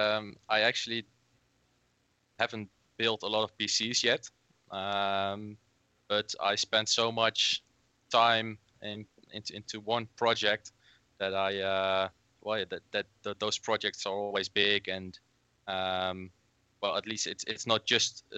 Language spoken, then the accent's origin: English; Netherlands; I'm from the Netherlands.